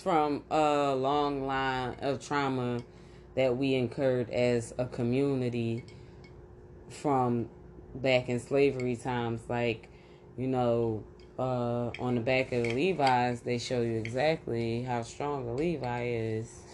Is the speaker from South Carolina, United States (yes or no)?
no; Philadelphia, Pennsylvania, United States; born or raised there